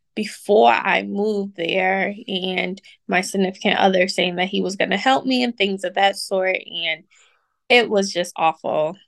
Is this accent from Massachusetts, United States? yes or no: yes; Boston, Massachusetts, United States; moved away; also born or lived in Atlanta; I moved from Atlanta to Boston, where I'm originally from